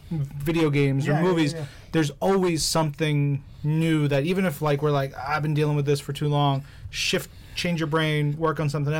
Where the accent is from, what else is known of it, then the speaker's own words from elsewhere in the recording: New York City, New York, United States; I grew up in New York.